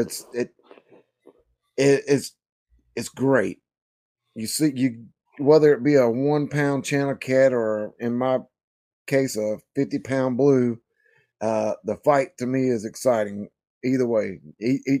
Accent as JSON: {"language": "English", "region": "South Carolina", "country": "United States", "said": "originally and still live here in South Carolina"}